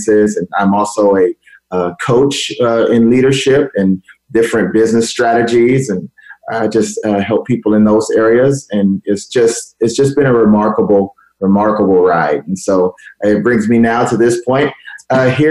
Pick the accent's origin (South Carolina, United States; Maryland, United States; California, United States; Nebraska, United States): California, United States; Los Angeles; I grew up in Los Angeles, California.